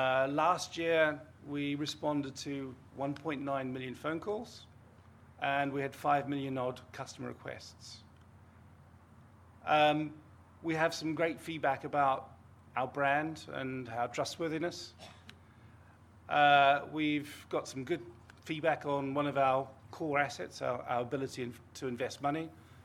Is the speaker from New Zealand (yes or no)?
yes; New Zealand; You probably don't hear it, my accent, I'm a Kiwi, and I did have a Pru policy when I was about five